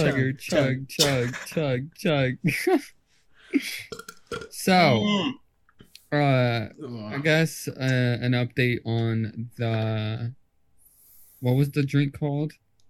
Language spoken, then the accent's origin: English; England, United Kingdom; I'm English.